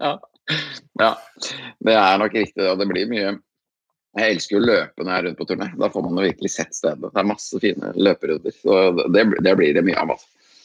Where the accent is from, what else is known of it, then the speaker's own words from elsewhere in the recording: Andebu, Vestfold, Norway; moved away; akkurat nå er jeg en liten tur hjemme i Andebu, på gården til eh, foreldrene mine. Her som jeg er vokst opp, da.